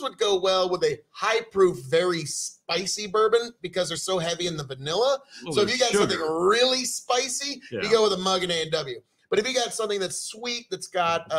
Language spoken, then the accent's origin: English; Nebraska, United States; I'm from Nebraska